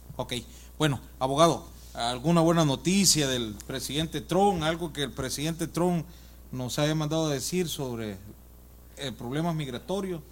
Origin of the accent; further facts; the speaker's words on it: El Salvador; moved away; Yo soy de El Salvador